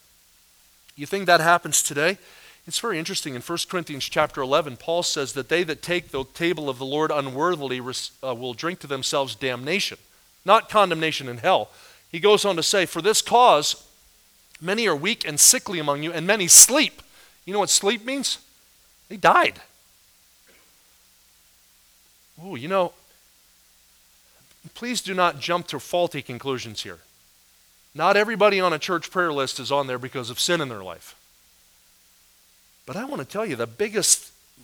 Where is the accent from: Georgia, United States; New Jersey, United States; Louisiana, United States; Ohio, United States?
New Jersey, United States; I was raised in New Jersey